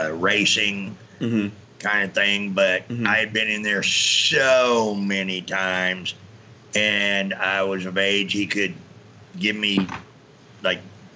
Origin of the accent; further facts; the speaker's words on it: Marin County, California, United States; I was born in Marin County, California, just outside San Francisco